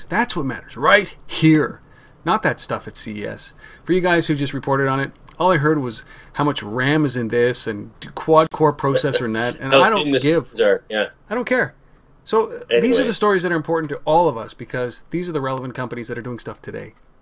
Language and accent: English; Canada; we wouldn't be Canadian